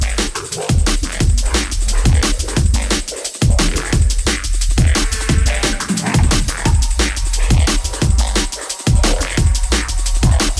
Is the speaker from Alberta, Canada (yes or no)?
no; Vancouver, British Columbia, Canada; I'm from Vancouver, Canada